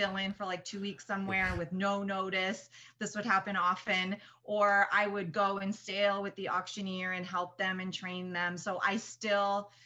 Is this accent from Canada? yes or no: yes; Whitby, Ontario, Canada; moved away as an adult; also born or lived in Kingston, Ontario / England; now in United States; I grew up just outside of Toronto in a little suburb called Whitby